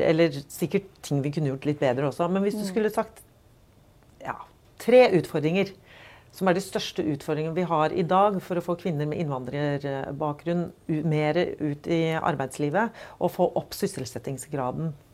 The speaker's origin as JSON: {"language": "Norwegian", "region": "Oslo", "country": "Norway", "tie": "born or raised there", "said": "Både du og jeg er jo fra Oslo. Mm. Og vi har begge vokst opp i en ganske mangfoldig by."}